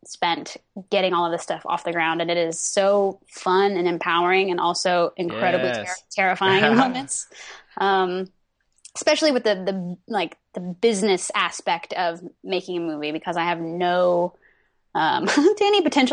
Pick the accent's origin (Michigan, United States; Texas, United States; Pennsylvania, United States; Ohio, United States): Texas, United States; accent: Texan; moved away as an adult; now in Los Angeles, United States; I grew up in Texas